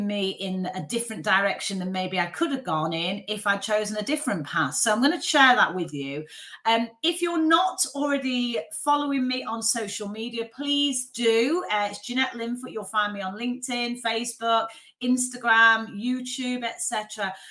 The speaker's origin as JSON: {"language": "English", "town": "Manchester", "region": "North West England", "country": "United Kingdom", "tie": "born or raised there", "also_born_or_lived": "Leeds", "moved": "as an adult", "said": "I grew up in Manchester, very much from a very working class family"}